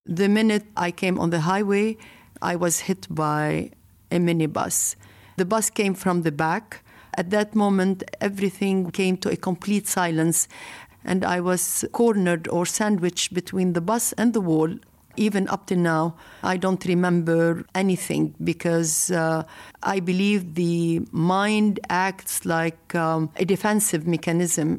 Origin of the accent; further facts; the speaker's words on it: Lebanon; I come from Lebanon